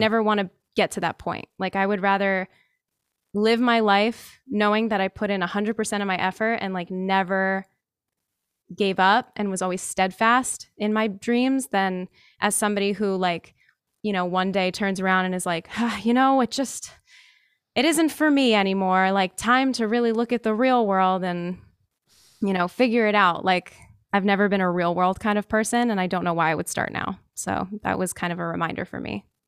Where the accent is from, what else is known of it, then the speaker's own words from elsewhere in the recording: New Jersey, United States; I'm from New Jersey